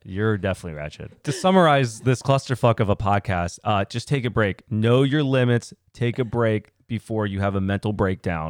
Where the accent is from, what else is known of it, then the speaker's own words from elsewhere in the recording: United States; Born in the same country. America, baby.